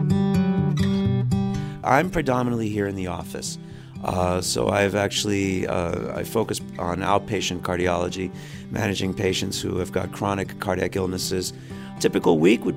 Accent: Miami, Florida, United States; born or raised there; also born or lived in Texas

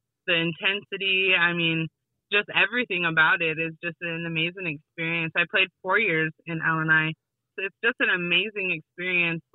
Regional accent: Wolf Creek, South Dakota, United States; also born or lived in Pine Ridge, South Dakota; I grew up next door to Wolf Creek School

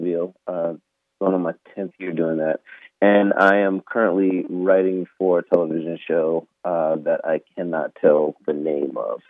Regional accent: Orange Park, Florida, United States; also born or lived in Jacksonville, Florida; growing up in Clay County in Orange Park

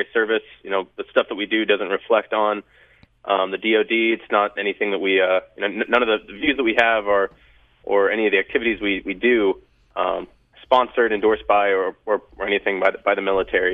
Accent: Bountiful, Utah, United States; I was raised in Bountiful, Utah

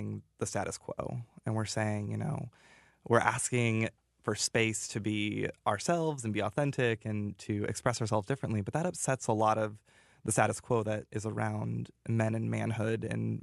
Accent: Montana, United States; now in Iowa, United States; I grew up in Montana, so big cowboy

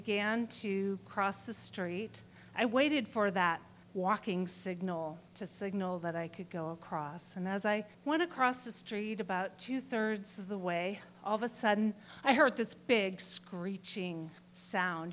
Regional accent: Spokane, Washington, United States; I'm from Spokane, Washington

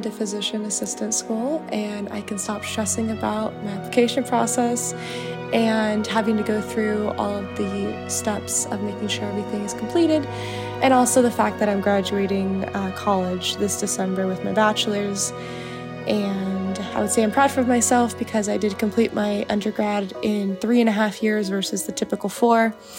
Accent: Surprise, Arizona, United States; I am from Surprise, Arizona.

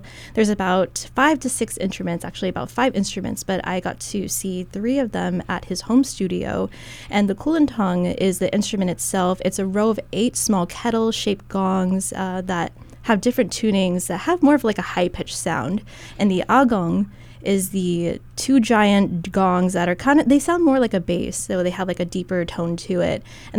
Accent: Philippines; I also had to practice too, even though I'm Filipino. I'm still learning my own culture one day at a time

